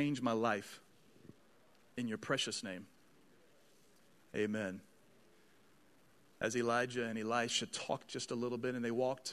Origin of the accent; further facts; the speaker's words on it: Dallas, Texas, United States; I'm from Dallas